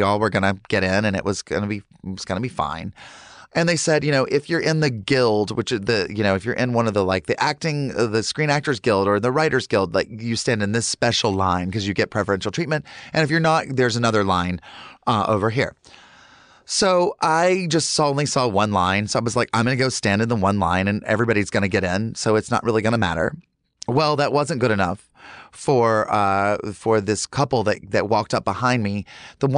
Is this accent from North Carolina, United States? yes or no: yes; Charlotte, North Carolina, United States; I grew up in Charlotte, North Carolina in the 80s